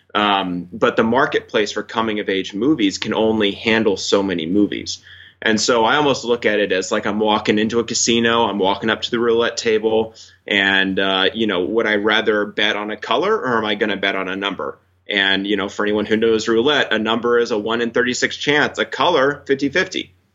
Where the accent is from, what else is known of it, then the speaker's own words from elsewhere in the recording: Fort Worth, Texas, United States; moved away as an adult; also born or lived in Los Angeles; I grew up in Texas. I, I, you know, spent 18 years of my life in Texas.